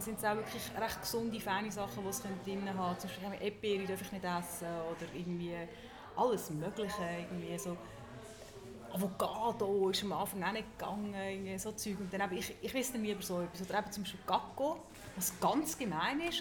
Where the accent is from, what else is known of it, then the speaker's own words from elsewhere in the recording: Zug, Switzerland; ich bin in Zug aufgewachsen